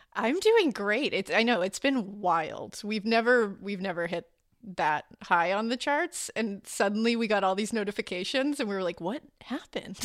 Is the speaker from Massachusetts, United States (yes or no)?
yes; Boston, Massachusetts, United States; I was born in Boston, Massachusetts